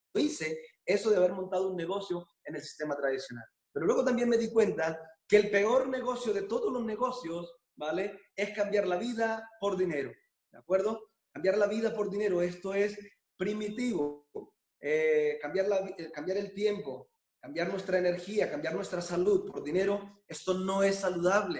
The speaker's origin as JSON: {"language": "Spanish", "country": "Colombia", "moved": "yes", "lives_now": "Barcelona, Spain", "said": "yo soy original de Colombia"}